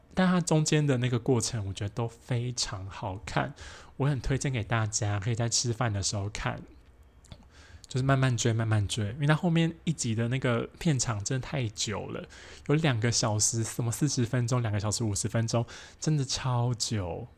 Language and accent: Chinese; Taoyuan, Taiwan; 我们是高中同学嘛，我们都是桃园人